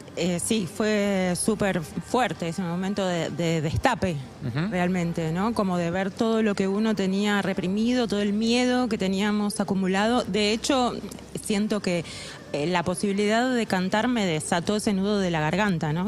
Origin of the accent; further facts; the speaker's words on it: La Plata, Buenos Aires Province, Argentina; Yo nací en La Plata